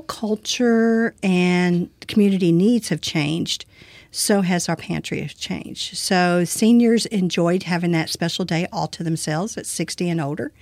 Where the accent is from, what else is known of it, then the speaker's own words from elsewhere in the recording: Brazoria County, Texas, United States; I've lived in this community all my life